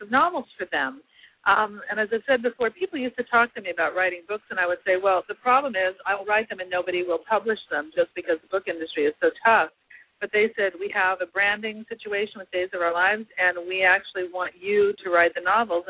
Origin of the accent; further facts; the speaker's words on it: Los Angeles, California, United States; I was born in Los Angeles and I was in the shadow of Disneyland